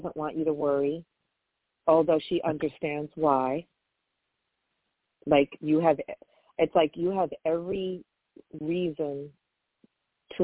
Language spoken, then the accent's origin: English; New York, United States; I'm from New York